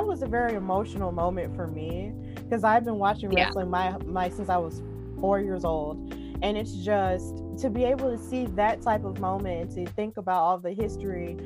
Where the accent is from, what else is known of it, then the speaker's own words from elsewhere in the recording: Birmingham, Alabama, United States; I'm from Birmingham.